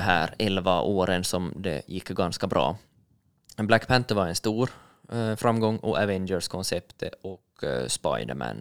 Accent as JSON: {"language": "Swedish", "country": "Finland", "said": "vi finländare är ju eller jag som finländare"}